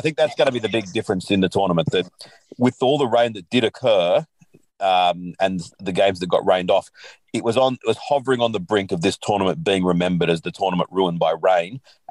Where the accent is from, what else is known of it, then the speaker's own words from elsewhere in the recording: Australia; as an Australian fan. And as an Australian